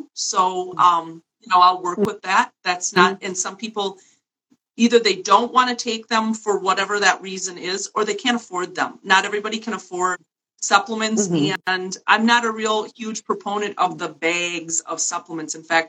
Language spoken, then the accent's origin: English; New York City, New York, United States; now in Wisconsin, United States; I live in a small town in Wisconsin, and I moved here from New York City, despite the fact that I now have this accent.